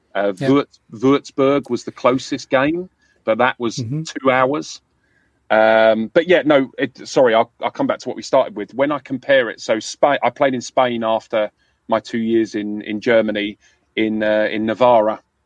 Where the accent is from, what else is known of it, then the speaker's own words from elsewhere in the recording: London, United Kingdom; accent: London; I, I grew up in London